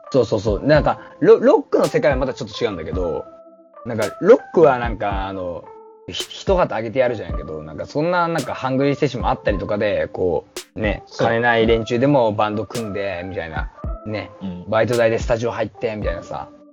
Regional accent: Kyushu, Japan; now in Tokyo, Japan; 同じ九州人の友達と飯食ってた時に、マジで、地元に帰りたいねって話をしてた

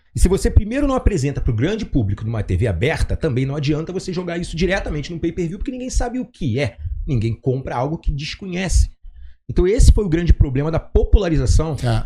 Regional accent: Rio de Janeiro, Brazil; Como carioca é muito despojado no jeito de falar

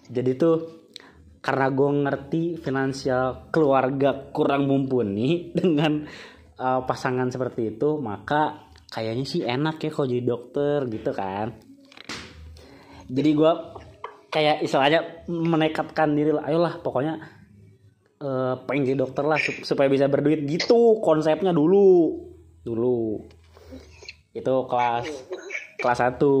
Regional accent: Java, Indonesia; contoh gue gue, gue dari Jawa, gue nolak SNMPTN itu nggak keterima anjir.

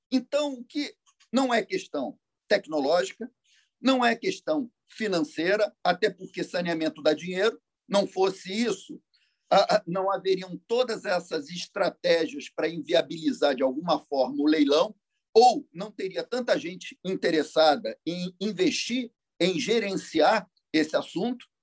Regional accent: Rio de Janeiro, Brazil; Eu sou nascido e criado em Copacabana, princesinha do mar.

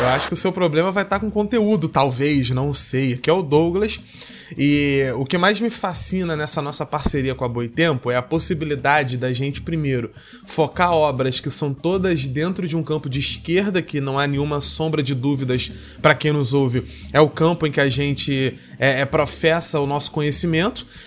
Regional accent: Brazil; enquanto brasileiro e alguém que estuda na área

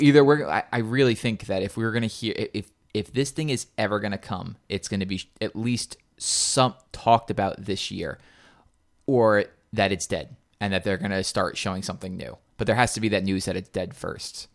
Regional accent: New York, United States; we're from New York

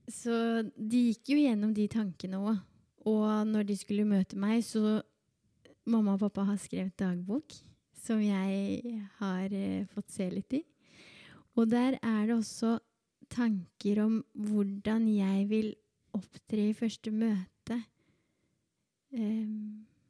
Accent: Berger, Norway; also born or lived in Colombia / Oslo; now in Drammen, Norway; født i Colombia. Ble adoptert da jeg var to år gammel, og eh, har vokst opp på et lite sted som heter Berger

